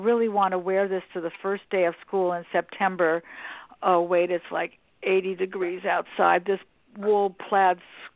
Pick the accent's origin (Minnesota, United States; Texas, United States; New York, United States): New York, United States; Westchester; I grew up right here in Westchester